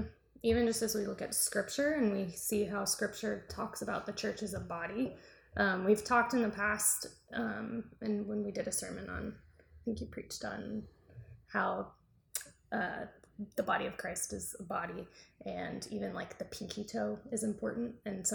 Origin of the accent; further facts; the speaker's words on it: the South, United States; we are both from the South.